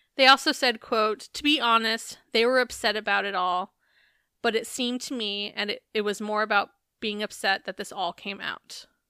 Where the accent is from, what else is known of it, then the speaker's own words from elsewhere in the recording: Arizona, United States; I'm from Arizona